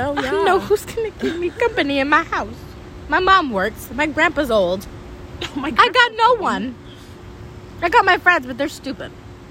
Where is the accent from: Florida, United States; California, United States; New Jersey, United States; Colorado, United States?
New Jersey, United States; For me, she says I'm from New Jersey, and I'm like, everyone I have talked to, they said I don't sound like I'm from New Jersey.